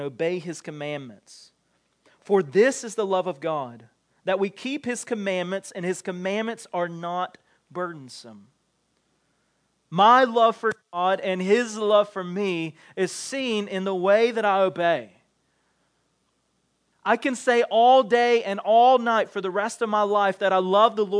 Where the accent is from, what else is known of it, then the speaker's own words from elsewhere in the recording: the South, United States; growing up in the South